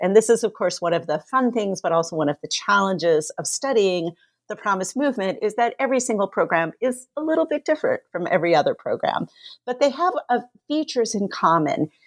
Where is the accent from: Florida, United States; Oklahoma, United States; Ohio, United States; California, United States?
California, United States; moved away as an adult; also born or lived in New York; now in Kalamazoo, United States; growing up in California